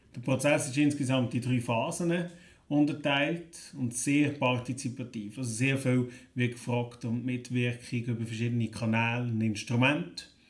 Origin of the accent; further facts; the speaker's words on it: Neuenkirch, Lucerne, Switzerland; Ich komme aus Neuenkirch